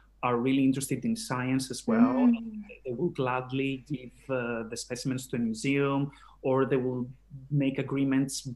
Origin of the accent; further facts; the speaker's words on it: Greece; now in Austria; I have done fieldwork in Greece, where I originally come from as well